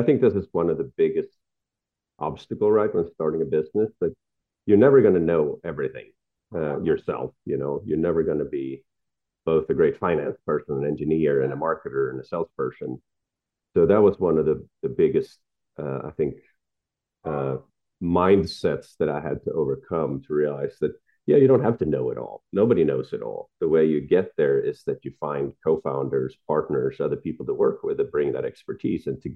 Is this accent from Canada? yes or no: no; Sweden; moved away as an adult; also born or lived in San Francisco; I grew up in Sweden with parents that were not entrepreneurial at all